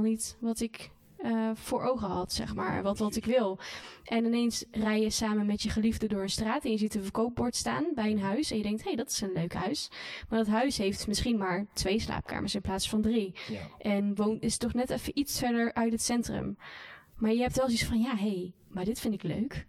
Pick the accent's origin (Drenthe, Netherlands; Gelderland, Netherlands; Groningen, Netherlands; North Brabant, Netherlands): North Brabant, Netherlands; moved away; also born or lived in Randstad / Hilversum; ik ben zeker wel in hart en nieren ben ik echt wel een Brabander